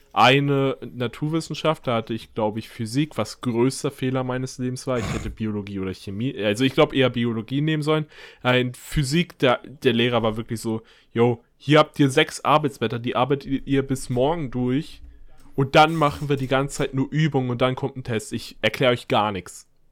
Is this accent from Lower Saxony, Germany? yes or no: no; Mecklenburg-Vorpommern, Germany; moved away; also born or lived in near Hanover; bei uns in Mecklenburg-Vorpommern ist oder bei denen in Mecklenburg-Vorpommern, ich wohne ja